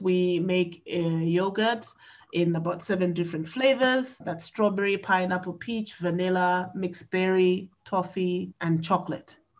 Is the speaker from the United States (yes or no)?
no; Malawi; I am from Malawi, and Malawi is in Central and South Africa.